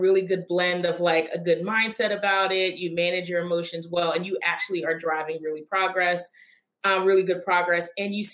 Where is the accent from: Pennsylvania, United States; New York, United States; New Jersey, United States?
Pennsylvania, United States; Philadelphia; I'm a proud Philadelphian, born and raised in South Philadelphia, and spent, you know, my entire career in the Northeast